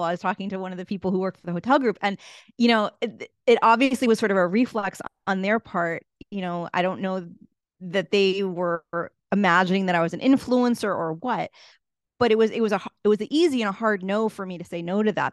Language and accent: English; Boston, Massachusetts, United States; moved away as an adult; also born or lived in Washington, District of Columbia, United States; now in Cape Town, South Africa; I grew up in Boston, Massachusetts